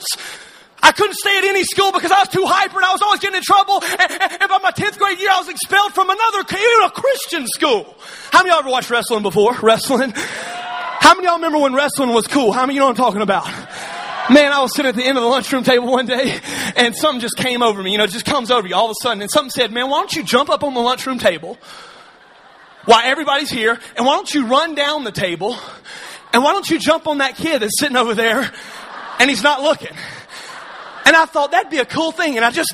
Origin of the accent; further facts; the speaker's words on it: Alabama, United States; See, I'm from Alabama.